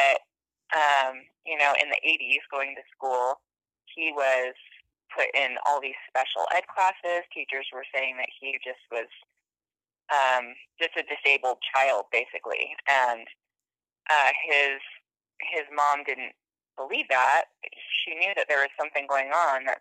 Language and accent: English; Sequim, Washington, United States; also born or lived in Silverton, Oregon; now in Boise, United States; I grew up in Squim, Washington, on the Olympic Peninsula